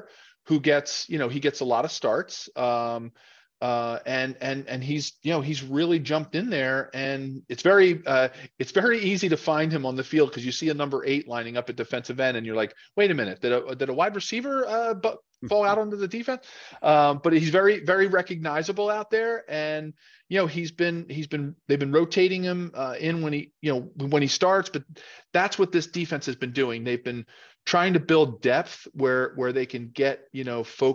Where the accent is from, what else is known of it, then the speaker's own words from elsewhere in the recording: Philadelphia, Pennsylvania, United States; I was a Philly NFC kid growing up in Philadelphia with my Eagles